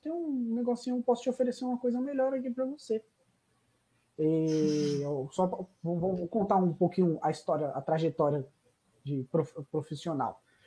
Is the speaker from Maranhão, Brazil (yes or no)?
no; Greater ABC, São Paulo, Brazil; não sou de São Paulo capital, sou do, do, grande ABC